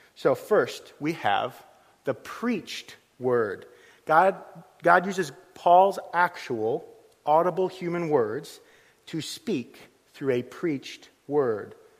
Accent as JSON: {"language": "English", "country": "United States", "also_born_or_lived": "Liverpool", "moved": "as an adult", "lives_now": "Suffolk, United Kingdom", "said": "I'm from the United States"}